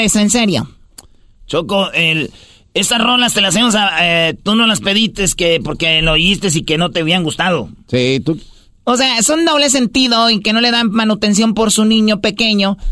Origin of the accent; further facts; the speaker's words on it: Michoacán, Mexico; moved away; cuando yo estaba morrillo allá en Michoacán